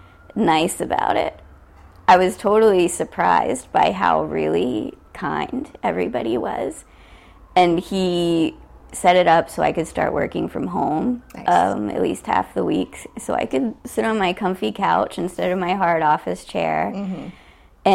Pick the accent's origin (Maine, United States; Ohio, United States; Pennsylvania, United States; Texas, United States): Ohio, United States; also born or lived in West Virginia; now in New York, United States; I grew up in Ohio